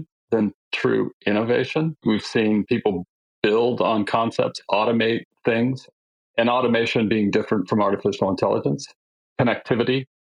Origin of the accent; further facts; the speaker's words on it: California, United States; I'm from California